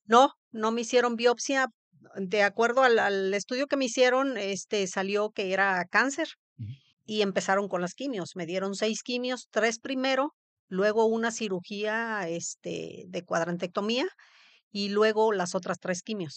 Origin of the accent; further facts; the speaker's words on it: Papantla, Veracruz, Mexico; also born or lived in Poza Rica; yo viví, nací en Papantla, Veracruz.